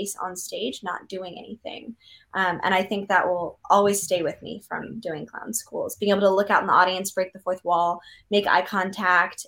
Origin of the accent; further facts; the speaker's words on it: Portland, Oregon, United States; moved away as an adult; also born or lived in San Francisco; now in Los Angeles, United States; I was living in San Francisco, but I was from Portland, and Portland, Oregon is known as being quirky and weird